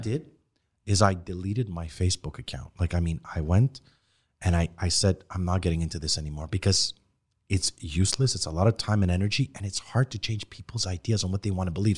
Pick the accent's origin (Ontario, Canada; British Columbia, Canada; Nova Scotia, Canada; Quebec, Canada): Quebec, Canada; Montreal; we grew up in Parkex. Half my friends were Haitian